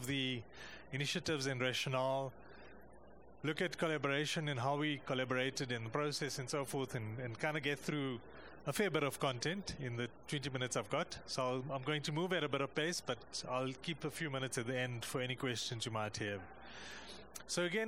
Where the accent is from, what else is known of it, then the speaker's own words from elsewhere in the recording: South Africa; I come from South Africa.